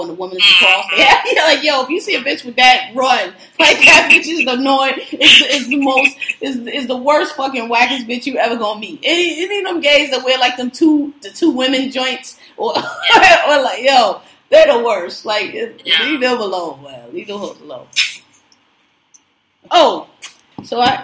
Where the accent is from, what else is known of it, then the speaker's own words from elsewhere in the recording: Philadelphia, Pennsylvania, United States; I'm from Philadelphia, so dreads automatically, to me, evoke visions of move